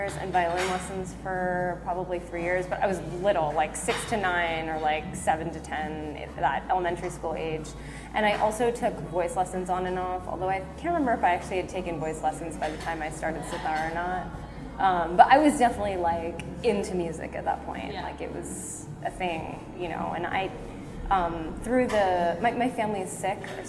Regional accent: Maryland near Baltimore, United States; I grew up in Maryland near Baltimore

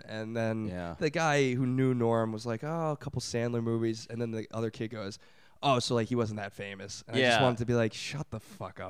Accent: Brooklyn, New York, United States; I'm from Brooklyn, born and raised here.

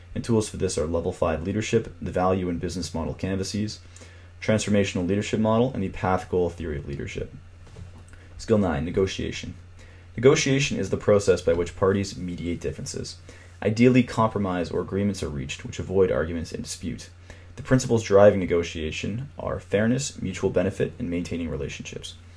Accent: Toronto, Ontario, Canada; my hometown of Toronto, Canada

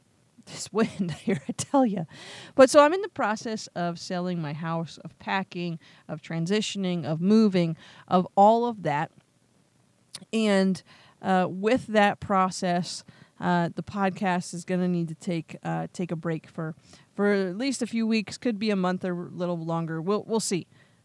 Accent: Pennsylvania, United States; now in Las Vegas, United States; I moved to Las Vegas from Pennsylvania.

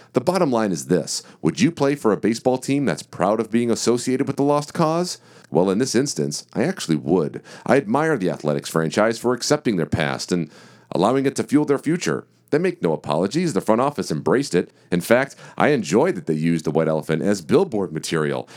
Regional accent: Detroit, Michigan, United States; my hometown team of the Detroit Tigers

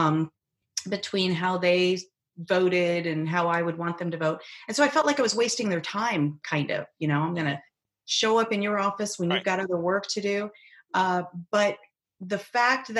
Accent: Arizona, United States; I'm from Arizona

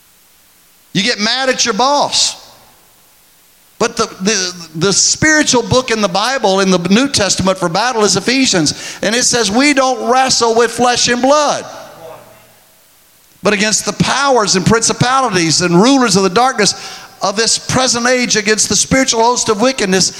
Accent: Texas, United States; I'm from Texas

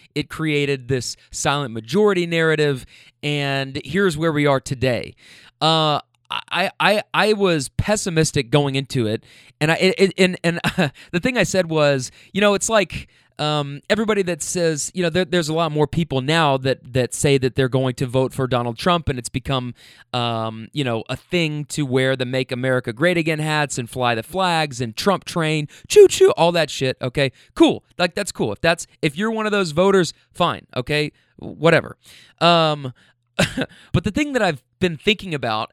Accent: Kentucky, United States; now in California, United States; being in California, but from Kentucky

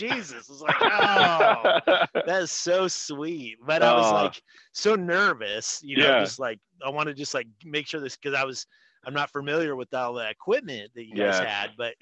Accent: Des Moines, Iowa, United States; I grew up kind of in Merle Hay area, and this is like Lower Beaver.

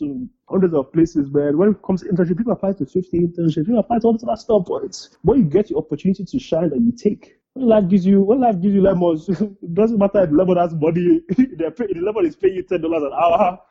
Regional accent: Nigeria; now in United States; I'm a Nigerian immigrant

